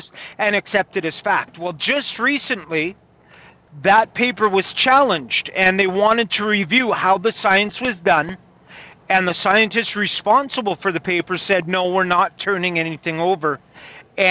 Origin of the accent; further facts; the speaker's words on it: Kamloops, British Columbia, Canada; my hometown, Kamloops